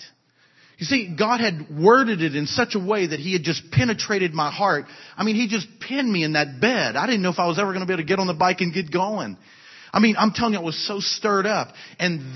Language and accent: English; South Louisiana, United States; moved away; I'm from South Louisiana